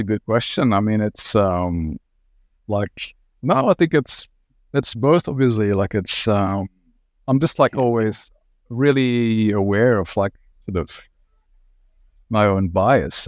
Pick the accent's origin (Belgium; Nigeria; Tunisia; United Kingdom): Belgium; moved away as an adult; also born or lived in Ghent / Antwerp; now in Australia; I sort of, like, grew up sort of quite rurally in Belgium